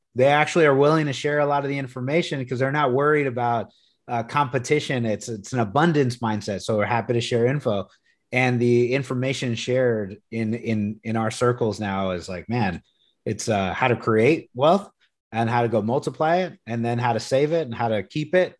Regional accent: Corpus Christi, Texas, United States; moved away; also born or lived in San Antonio, Texas; I'm originally from Corpus Christi, Texas. So I grew up at the beach

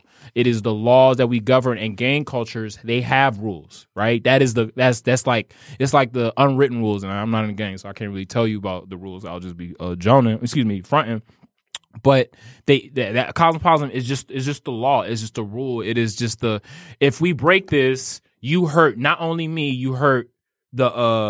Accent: New Orleans, Louisiana, United States; I tell everybody not to dance because I'm from New Orleans.

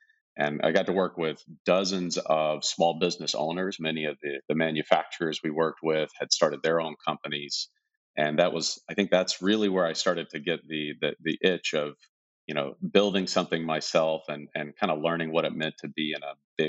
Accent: South Carolina, United States; moved away as an adult; now in Silicon Valley, United States; It's a lot different than where I live now, out in Silicon Valley. I grew up in a small town, had a totally normal childhood.

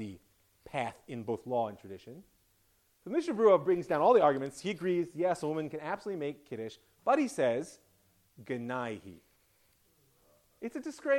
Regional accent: United States; being an American

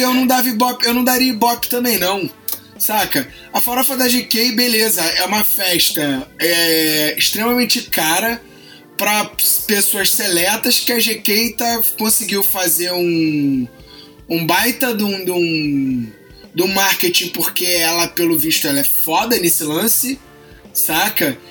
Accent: Rio de Janeiro, Brazil

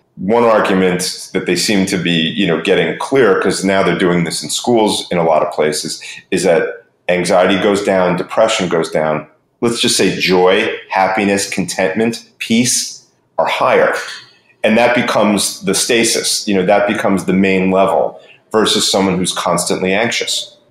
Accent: New York, United States; now in Florida, United States; I'm originally from New York, live in Florida most of the time.

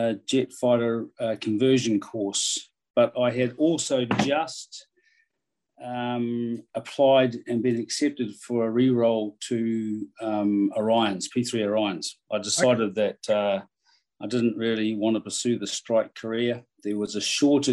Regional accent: Levin, Manawatū-Whanganui, New Zealand; I spent most of my life growing up in Levin.

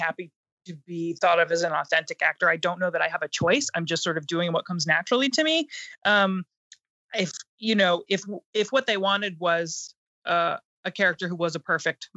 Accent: New Jersey, United States; now in Los Angeles, United States; I love growing up in New Jersey and then I left

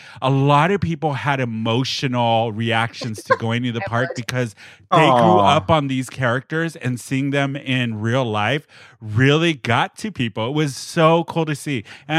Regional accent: United States; Americans cannot travel to Japan right now because I guess we're not allowed in.

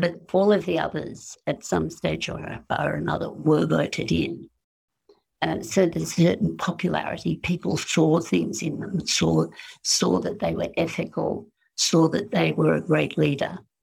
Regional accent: Australia; as an Australian

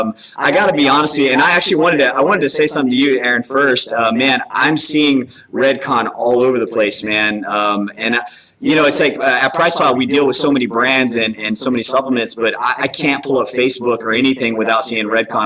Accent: Waco, Texas, United States; now in Austin, United States; so I'm actually from Austin, Texas. Well, actually originally from Waco, Texas, and live here in Austin. I've been in Austin for like 8 or 9 years now.

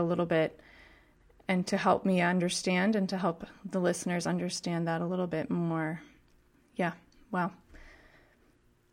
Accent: Canada; I'm purely Canadian

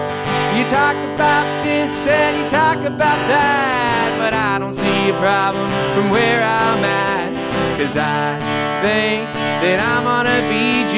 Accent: Appalachia, United States; I'm from Appalachia. That makes it Appalachian music.

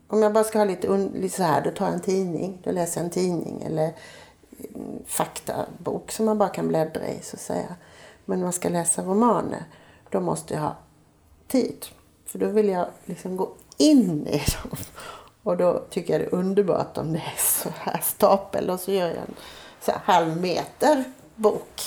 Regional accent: Gislaved, Jönköping County, Sweden; moved away; hemma i Gislaved

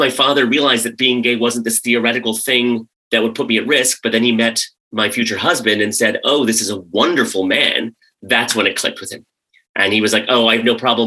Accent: United States; also born or lived in Karachi, Pakistan / Maryland / West Virginia; grew up mostly in rural Maryland and rural West Virginia

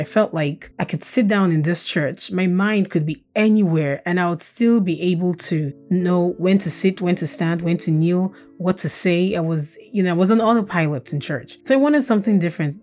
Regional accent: Nigeria; first language Russian; English is a second language; also born or lived in Saint Petersburg, Russia; now in Baltimore, United States; Growing up in Nigeria

